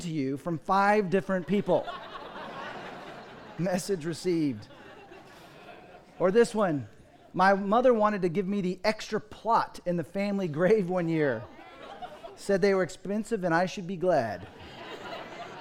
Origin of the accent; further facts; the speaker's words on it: Dallas, Texas, United States; I grew up in Dallas, Fort Worth